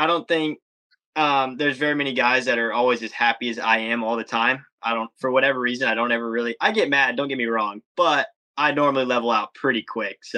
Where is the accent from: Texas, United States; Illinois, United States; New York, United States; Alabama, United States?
Texas, United States; So I don't I don't go around just because I'm from Texas wearing the cowboy hat and stuff.